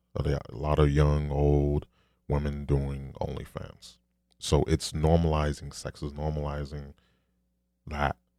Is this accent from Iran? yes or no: no; New York City, New York, United States; I'm a New Yorker